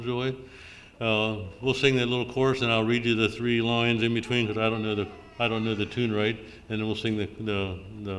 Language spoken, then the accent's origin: English; Lancaster Conference, Pennsylvania, United States; moved away as an adult; also born or lived in northern Minnesota; I grew up in Lancaster Conference